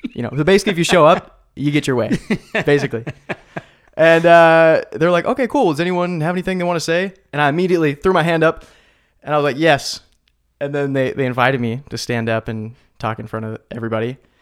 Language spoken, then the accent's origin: English; Salem, United States; Salem, my hometown